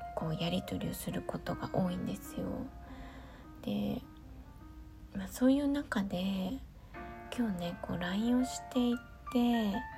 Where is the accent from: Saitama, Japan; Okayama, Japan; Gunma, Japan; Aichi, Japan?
Gunma, Japan; 私の出身地である群馬県